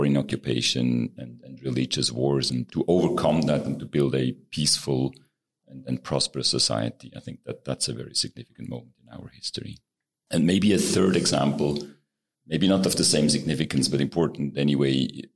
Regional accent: Baar, Zug, Switzerland; also born or lived in Zurich / New York; now in Geneva, Switzerland; I grew up in Switzerland. I grew up in a town called Bar in the canton of Zug, the heart of Switzerland.

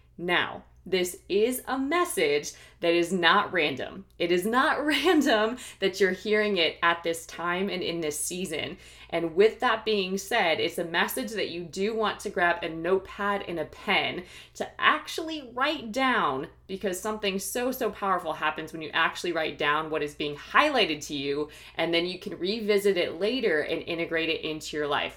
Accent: Ohio, United States; also born or lived in New York / Philadelphia / Washington, D.C. / Los Angeles; now in Austin, United States; I am originally from the Midwest, from Ohio

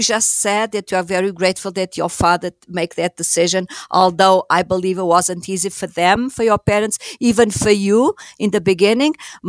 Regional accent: Lisbon, Portugal; moved away as an adult; also born or lived in New Jersey; now in United States; I was born and raised in Lisbon, Portugal

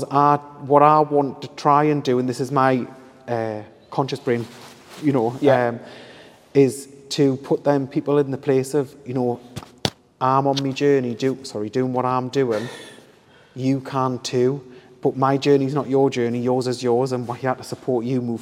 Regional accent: Hebburn, North East England, United Kingdom; I'm from Hebburn.

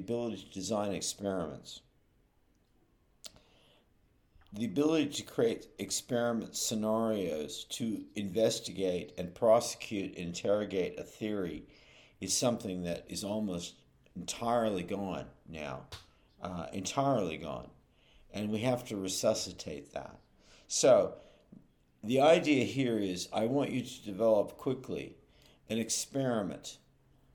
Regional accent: Berkeley, California, United States; also born or lived in Oakland; I'm from Berkeley in Oakland

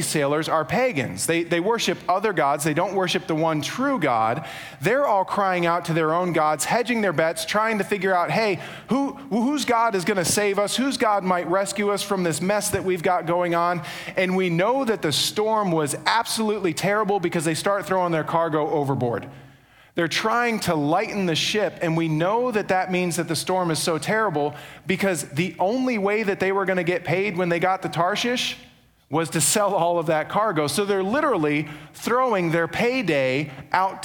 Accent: New York, United States; now in Charlotte, United States; I'm from New York

